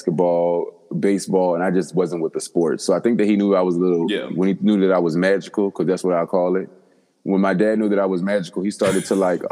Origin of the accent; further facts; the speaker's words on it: DMV, DMV area, United States; also born or lived in Washington, D.C. / Maryland; now in New York, United States; I was born in Virginia, but I grew up in DC, Maryland, and Virginia. So I'm a native of the DMV.